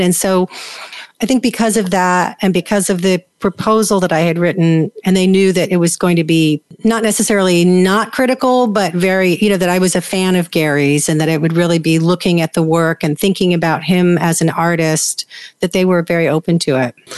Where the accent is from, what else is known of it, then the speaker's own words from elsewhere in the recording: New York, United States; I grew up in New York